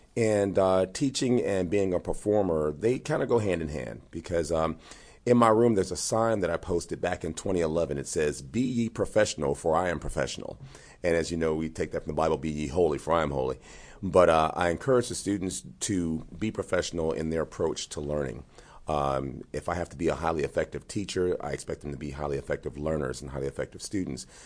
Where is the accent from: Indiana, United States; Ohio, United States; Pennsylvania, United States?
Indiana, United States; Gary; growing up in Gary